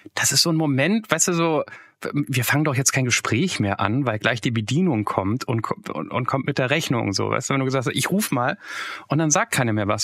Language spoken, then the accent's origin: German; Hesse, Germany; als Hesse